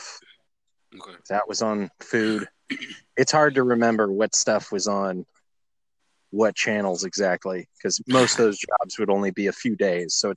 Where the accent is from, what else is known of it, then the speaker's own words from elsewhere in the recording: Tallahassee, Florida, United States; also born or lived in Los Angeles / Orlando; I'm from Tallahassee, Florida.